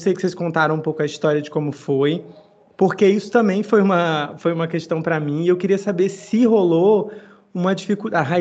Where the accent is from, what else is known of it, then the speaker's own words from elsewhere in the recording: Northeast Region, Brazil; o Nordeste, pô, eu sou nordestino, eu, o, meu sonho, o meu sonho sempre foi voltar